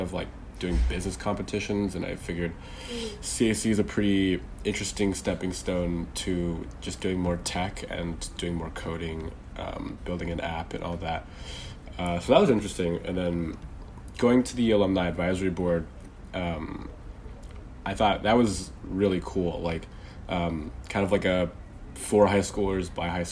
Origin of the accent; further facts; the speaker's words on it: Bay Area, California, United States; I'm from the Bay Area in California, so there's a pretty big emphasis on tech.